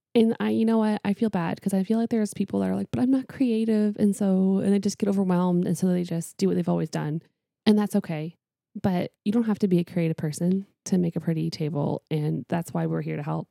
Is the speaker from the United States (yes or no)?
no; Canada; moved away; I am Canadian.